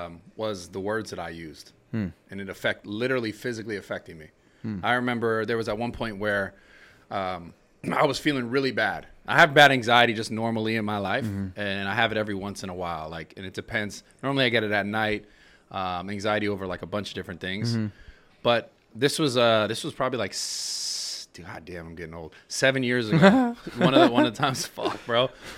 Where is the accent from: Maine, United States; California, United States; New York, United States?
California, United States; San Francisco; San Francisco. That's the first time I ever took mushrooms at Golden, really? At Golden Gate Park, actually.